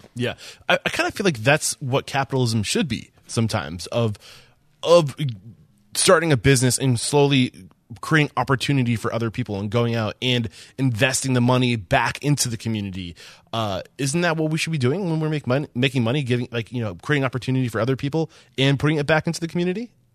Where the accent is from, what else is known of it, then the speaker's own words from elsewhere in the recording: East Kingston, New Hampshire, United States; I grew up about an hour south of Rochester in southern New Hampshire, a town called East Kingston